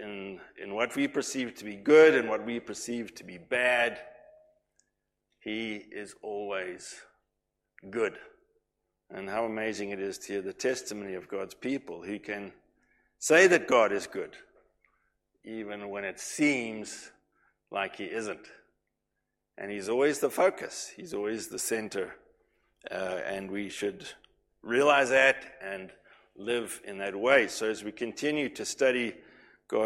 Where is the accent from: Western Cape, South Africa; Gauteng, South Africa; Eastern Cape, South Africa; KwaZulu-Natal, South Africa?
KwaZulu-Natal, South Africa; moved away; when we were growing up in Natal